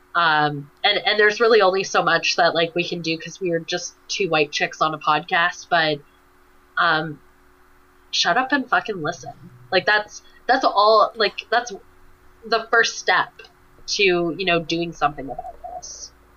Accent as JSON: {"language": "English", "country": "Canada", "said": "being a Canadian"}